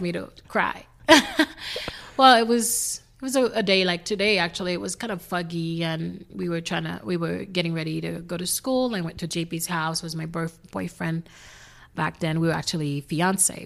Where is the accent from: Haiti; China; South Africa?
Haiti; English is a second language; moved away; I am originally from Haiti, grew up there.